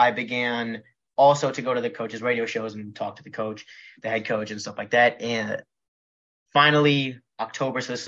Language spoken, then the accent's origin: English; Philadelphia, Pennsylvania, United States; moved away as an adult; also born or lived in College Station, Texas; I grew up in Philadelphia